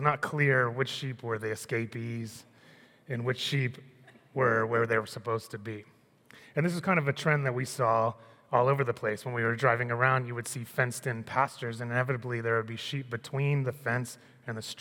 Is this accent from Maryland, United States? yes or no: yes; Annapolis, Maryland, United States; When I was 12, I grew up in Annapolis.